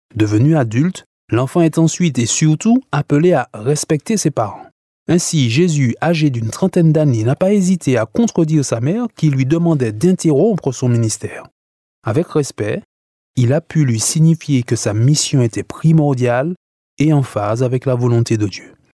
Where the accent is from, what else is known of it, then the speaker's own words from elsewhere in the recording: Martinique; chez nous en Martinique